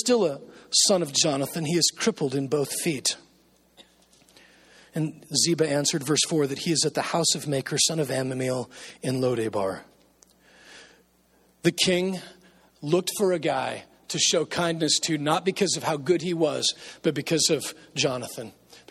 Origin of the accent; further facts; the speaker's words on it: Nebraska, United States; moved away; I grew up in Nebraska